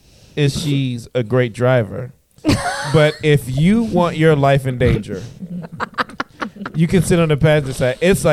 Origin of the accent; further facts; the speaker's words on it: Inglewood, California, United States; I grew up in Inglewood